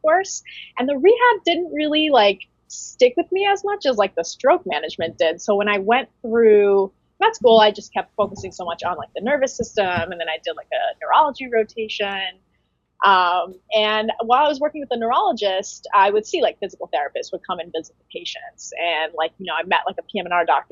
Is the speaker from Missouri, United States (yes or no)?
no; Connecticut, United States; also born or lived in New York; I am pretty much born and raised in Connecticut.